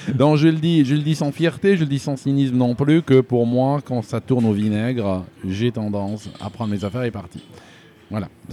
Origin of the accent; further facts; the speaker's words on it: Algeria; moved away as an adult; also born or lived in Switzerland; now in United Kingdom; je suis né, euh, je suis né en Algérie